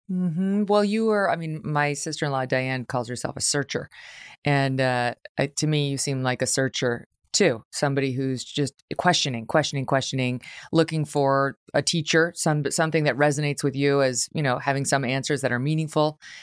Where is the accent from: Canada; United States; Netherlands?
United States; upstate New York; We're from upstate New York